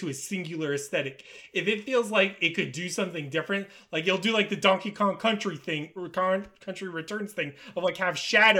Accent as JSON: {"language": "English", "region": "Florida", "country": "United States", "said": "I'm from Florida"}